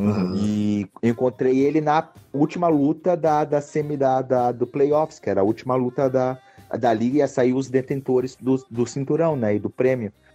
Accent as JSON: {"language": "Portuguese", "town": "Joinville", "region": "Santa Catarina", "country": "Brazil", "moved": "as an adult", "lives_now": "United States", "said": "sou lá de Joinville, Santa Catarina"}